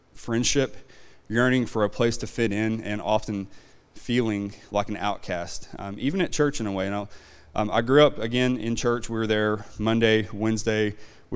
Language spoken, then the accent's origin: English; Van Buren, Arkansas, United States; also born or lived in Red Oak, Oklahoma; now in Oklahoma, United States; I grew up in Arkansas, not very far away, just in Van Buren.